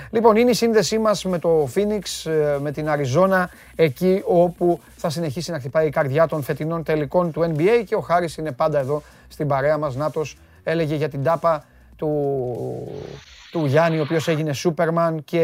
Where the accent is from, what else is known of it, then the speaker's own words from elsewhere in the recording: Greece; εμείς είμαστε Έλληνες